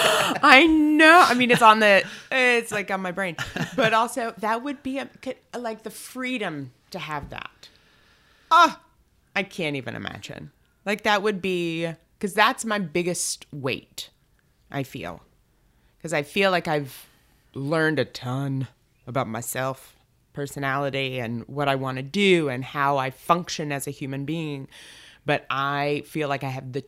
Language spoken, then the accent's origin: English; Cookeville, Tennessee, United States; In Cookeville, Tennessee, which is halfway between Nashville and Knoxville.